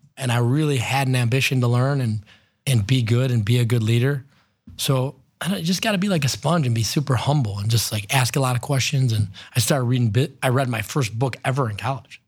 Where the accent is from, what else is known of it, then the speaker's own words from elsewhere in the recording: North Olmsted, Ohio, United States; also born or lived in Lakewood, Ohio / Cleveland, Ohio; I grew up in Cleveland, was born in Lakewood, grew up in North Olmsted